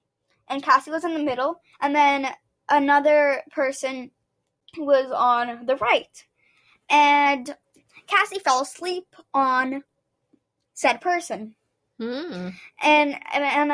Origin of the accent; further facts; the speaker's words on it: Canada; we're just Canadian, we're just Canadiani